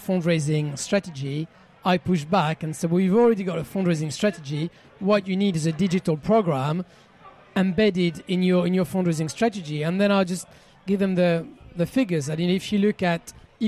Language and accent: English; France; accent: French; English is a second language; moved away; my French accent